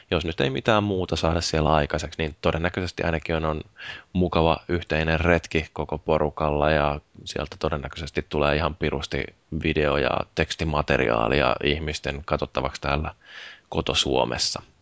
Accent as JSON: {"language": "Finnish", "country": "Finland", "said": "sitten kysyi, että mistä, mistä te olette, tai mistä te olette niin kuin ne, niin Suomesta."}